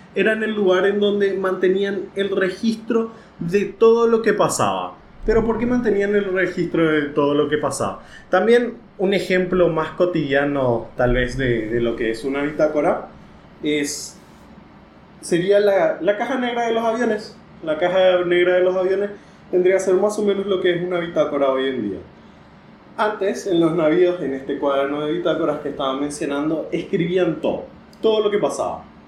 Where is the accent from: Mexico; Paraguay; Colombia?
Paraguay; yo soy de Paraguay